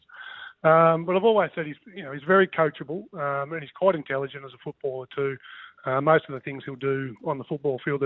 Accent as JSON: {"language": "English", "town": "Dubbo", "region": "New South Wales", "country": "Australia", "tie": "born or raised there", "said": "Yeah, Dubbo. We grew up in Dubbo."}